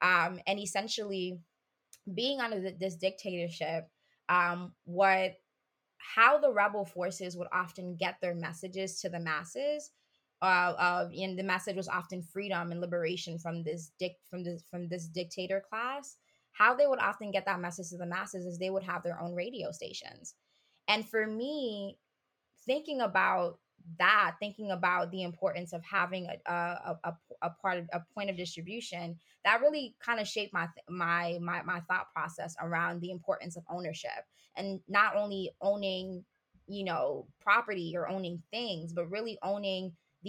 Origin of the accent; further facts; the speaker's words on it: Haiti; I did a lot of reading on learning about my culture as a Haitian person. I grew up in Haiti.